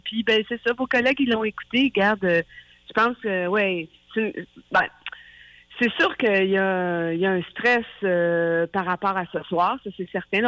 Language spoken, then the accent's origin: French; Saint-André, Quebec, Canada; je viens de Saint-André, du Lac-Saint-Jean